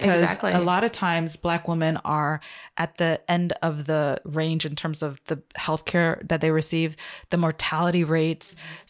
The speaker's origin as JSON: {"language": "English", "country": "Trinidad & Tobago", "said": "I'm from Trinidad."}